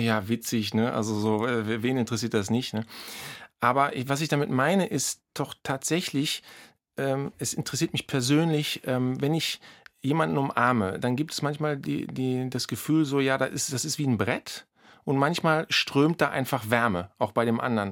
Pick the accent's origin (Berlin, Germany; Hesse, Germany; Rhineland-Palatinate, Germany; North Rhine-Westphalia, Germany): Berlin, Germany; als Berliner